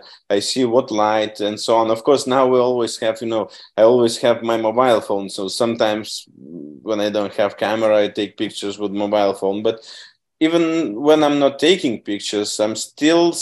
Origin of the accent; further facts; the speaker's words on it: Vilnius, Vilnius County, Lithuania; moved away as an adult; also born or lived in London; I'm from Vilnius